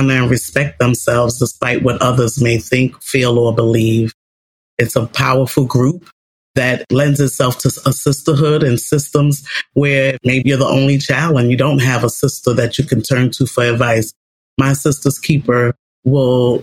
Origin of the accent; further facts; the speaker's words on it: New York City, New York, United States; I grew up in New York City public housing as a young lady, as a teen, with my mom.